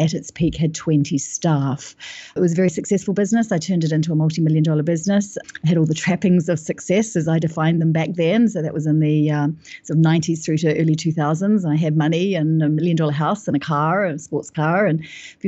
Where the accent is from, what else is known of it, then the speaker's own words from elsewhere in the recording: New Zealand; moved away as an adult; now in London, United Kingdom; I'm from New Zealand and I'm living in London now. I've been here for 10 years.